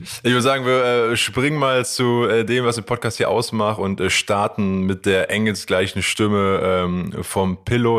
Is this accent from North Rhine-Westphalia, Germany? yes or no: yes; Aachen, North Rhine-Westphalia, Germany; aufgewachsen in Aachen mit aber quasi Eltern, die nicht aus Aachen kommen